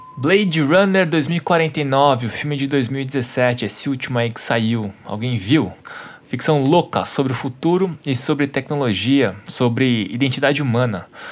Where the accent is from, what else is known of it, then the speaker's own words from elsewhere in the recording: Taboão da Serra, São Paulo, Brazil; Eu cresci em Taboão da Serra